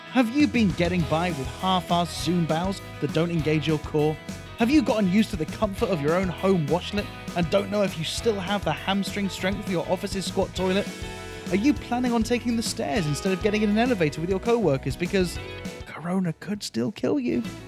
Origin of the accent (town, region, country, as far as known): United Kingdom; born or raised there; moved away as an adult; now in Malaysia